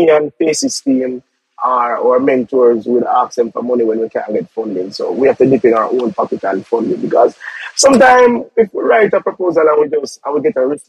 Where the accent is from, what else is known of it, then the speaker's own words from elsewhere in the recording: Kingston, Jamaica; also born or lived in Denham Town, Kingston; growing up in Tivoli Garden is one of my best times. No, I'm living in Denham Town. Living in Denham Town, but I'm originally from